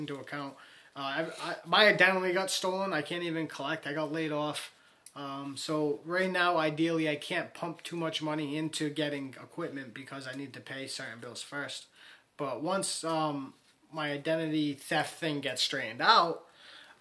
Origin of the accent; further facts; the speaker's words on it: Warwick, Rhode Island, United States; Warwick, Rhode Island